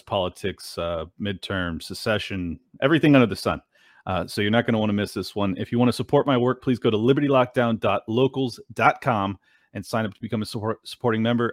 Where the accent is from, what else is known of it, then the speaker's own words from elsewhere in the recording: San Diego, California, United States; moved away as an adult; now in Florida, United States; I was born and raised in San Diego, California